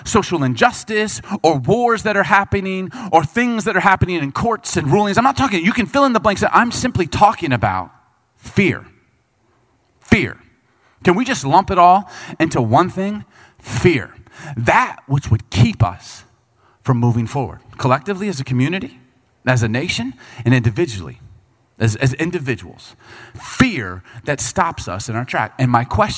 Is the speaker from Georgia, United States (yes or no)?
no; Bartlett, Illinois, United States; growing up in Chicago, we grew up when I was in middle school, we lived in a subdivision called Bartlett